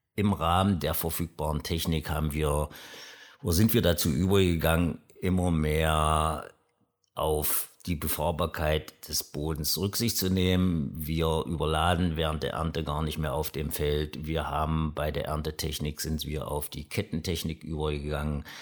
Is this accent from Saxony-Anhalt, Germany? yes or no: yes; Aschersleben, Saxony-Anhalt, Germany; Ich komme aus Aschersleben, wie gesagt, der ältesten Stadt in Sachsen-Anhalt